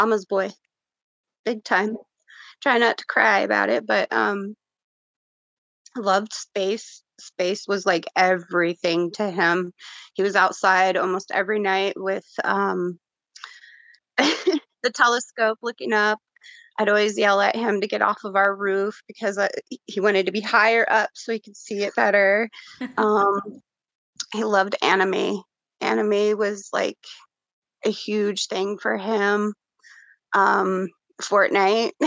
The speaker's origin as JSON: {"language": "English", "town": "Denver", "region": "Colorado", "country": "United States", "said": "I'm from Denver, Colorado, 39 years old, mom of three"}